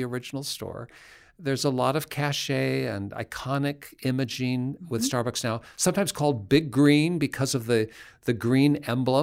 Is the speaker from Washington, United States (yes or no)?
yes; Seattle, Washington, United States; I'm from Seattle